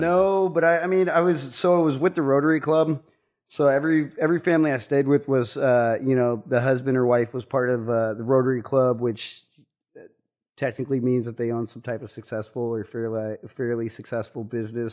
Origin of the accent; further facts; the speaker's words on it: Kansas, United States; growing up in Kansas, uh, my grandpa was a beekeeper